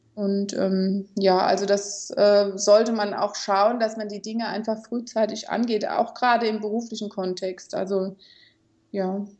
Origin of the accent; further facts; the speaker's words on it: Kaiserslautern, Rhineland-Palatinate, Germany; ich komme aus Kaiserslautern